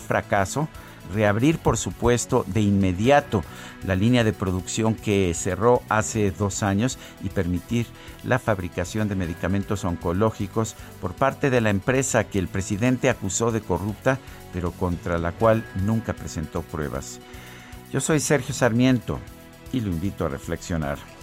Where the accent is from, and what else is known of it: Mexico